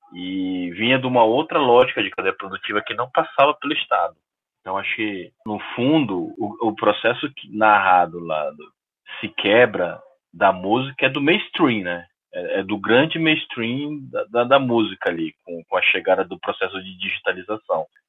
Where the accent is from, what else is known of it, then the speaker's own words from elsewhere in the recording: Belém, Pará, Brazil; eu sou de Belém